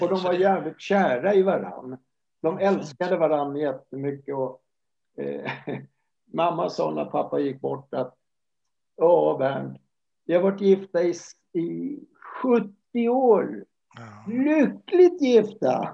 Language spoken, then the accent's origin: Swedish; Stockholm, Stockholm County, Sweden; jag växte upp i, i Årsta i södra Stockholm